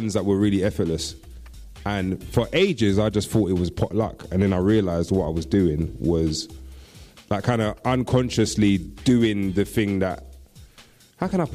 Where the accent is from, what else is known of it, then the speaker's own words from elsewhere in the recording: London, United Kingdom; I, being a Londoner, got exposed to bassline just like everybody else